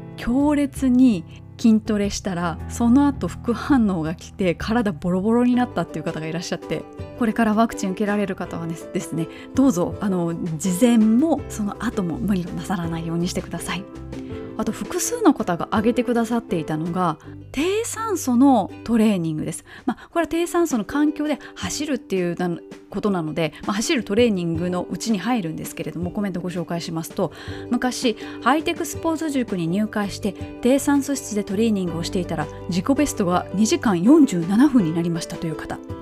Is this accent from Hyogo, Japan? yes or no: yes; Kobe, Hyogo, Japan; moved away; 神戸マラソンのコースのすぐそばに実家がある